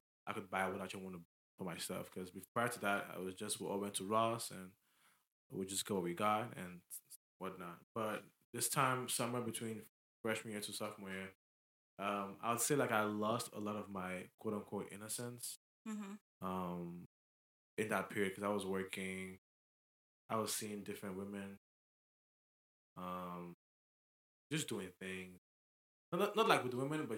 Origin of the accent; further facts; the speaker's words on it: Lagos, Nigeria; moved away; I'm not from here. Like, I grew up in Lagos